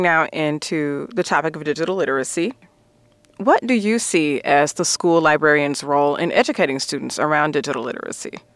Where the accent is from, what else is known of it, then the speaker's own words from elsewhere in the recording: Alabama, United States; my home state of Alabama